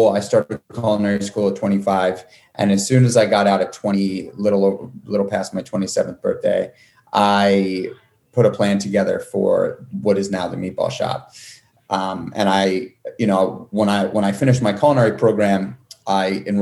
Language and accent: English; New York City, New York, United States; I got my first job in a restaurant when I was 12, going on 13 in New York City. I grew up in Manhattan